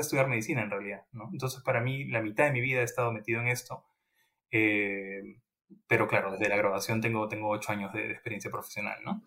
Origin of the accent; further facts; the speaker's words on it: Peru; moved away as an adult; now in London, United Kingdom; yo salí de, de Perú siendo un investigador intermedio